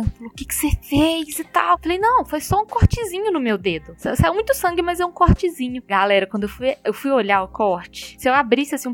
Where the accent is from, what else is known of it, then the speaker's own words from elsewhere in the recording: Minas Gerais, Brazil; eu moro em, em Belo Horizonte, né? Como bons mineiros, a gente gosta muito de pão de queijo.